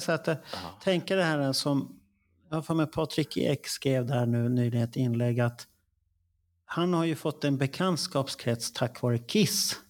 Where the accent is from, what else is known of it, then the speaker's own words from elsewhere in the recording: Stockholm, Stockholm County, Sweden; vi, vi stockholmare är bekväma.